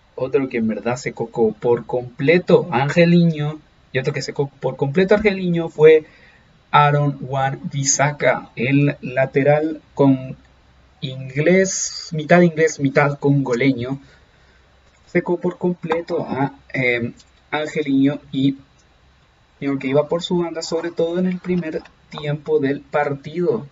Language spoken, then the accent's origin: Spanish; Chile; yo soy chileno